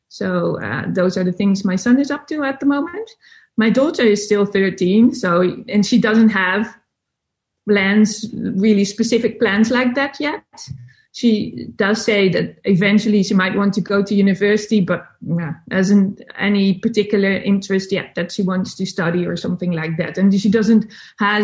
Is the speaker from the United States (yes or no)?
no; Netherlands; English is a second language; I'm from the Netherlands. So English is not my first language